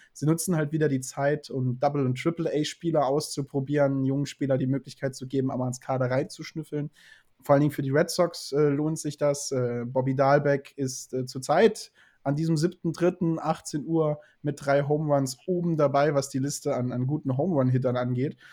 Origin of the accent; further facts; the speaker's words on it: the South, Southern Germany, Germany; ich komme aus dem Süden